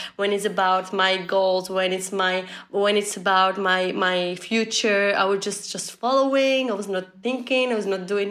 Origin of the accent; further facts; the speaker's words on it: Tunisia; I'm from Tunisia. It's a small country in north of Africa.